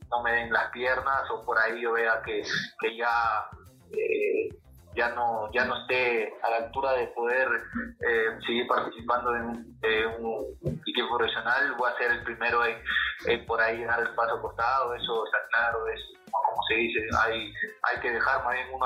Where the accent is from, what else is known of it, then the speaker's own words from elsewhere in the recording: Chiclayo, Lambayeque, Peru; No importa, somos chiclayanos. Ah. Yo creo que ahí todos somos norteños